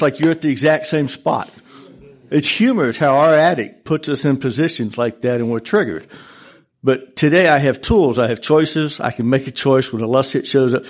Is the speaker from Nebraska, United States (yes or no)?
no; Colorado, United States; I'm from Colorado